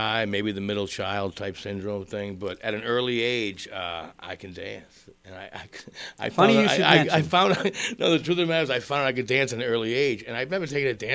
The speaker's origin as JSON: {"language": "English", "town": "Malden", "region": "Massachusetts", "country": "United States", "tie": "born or raised there", "said": "growing up in Malden, as we all know, sports was huge"}